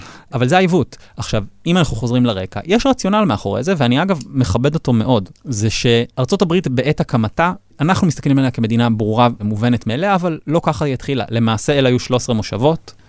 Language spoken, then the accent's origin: Hebrew; Israel